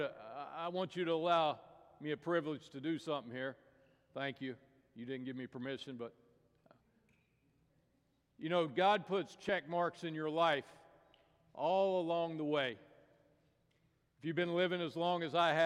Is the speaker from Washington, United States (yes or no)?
no; Tennessee, United States; I grew up in Tennessee